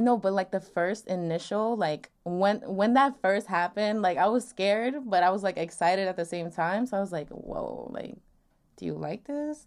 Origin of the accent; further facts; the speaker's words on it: Long Island, New York, United States; I'm twenty-two, from Long Island